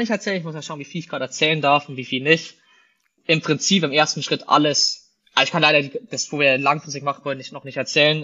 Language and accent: German; Bavaria, Germany; moved away; Wir kommen ja aus Bayern ursprünglich